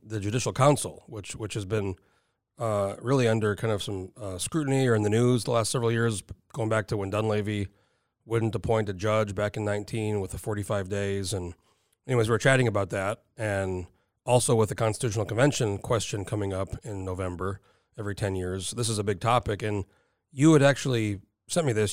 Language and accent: English; New Mexico, United States; moved away as an adult; also born or lived in San Diego, California; now in Alaska, United States; So I spent my whole, up until I was nineteen when I moved to Alaska, New Mexico.